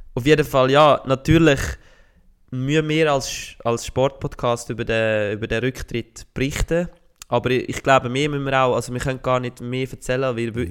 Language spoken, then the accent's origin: German; Switzerland; als stolzer Schweizer